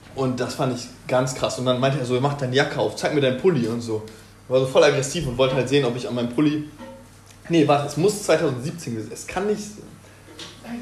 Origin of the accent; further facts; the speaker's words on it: Osnabrück, Lower Saxony, Germany; now in Hanover, Germany; ich komme aus Osnabrück ursprünglich